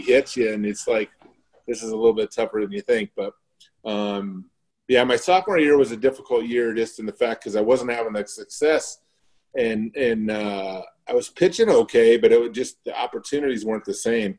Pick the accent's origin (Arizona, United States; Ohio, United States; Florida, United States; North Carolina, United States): Arizona, United States; Scottsdale; I grew up um, basically in the border of Tempe and Scottsdale there